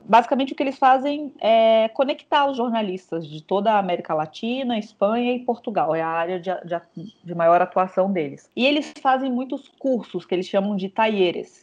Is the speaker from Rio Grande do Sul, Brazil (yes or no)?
no; Brasília, Federal District, Brazil; eu sou de Brasília